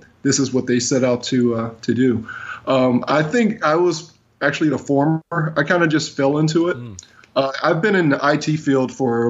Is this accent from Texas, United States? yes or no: no; Cleveland, Ohio, United States; moved away as an adult; now in Washington, D.C., United States; I live here in the Washington, D.C. area. I'm originally from the Cleveland, Ohio area, actually. Wow. I moved here about 17 years ago.